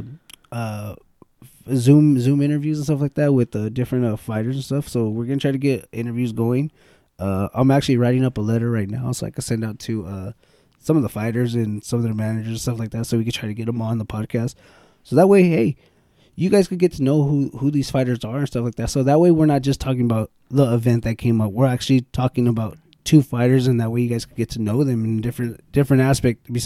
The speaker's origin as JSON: {"language": "English", "town": "Bakersfield", "region": "California", "country": "United States", "said": "We're from Bakersfield"}